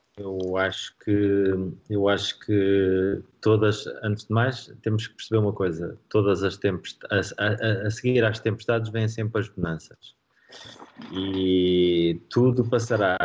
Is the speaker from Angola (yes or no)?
no; Marinha Grande, Centro, Portugal; Marinhense, que é eh, o clube da minha, da minha terra